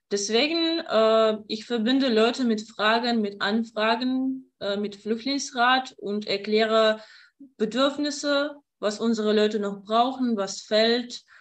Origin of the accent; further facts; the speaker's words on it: Kyiv, Ukraine; German is a second language; moved away as an adult; now in Ludwigslust, Germany; Also ich komme aus der Ukraine, aus Kiew und ich bin 23 Jahre alt. Und zufälligerweise bin ich äh, nach Mecklenburg-Vorpommern gekommen äh, und wohne in Ludwigslust.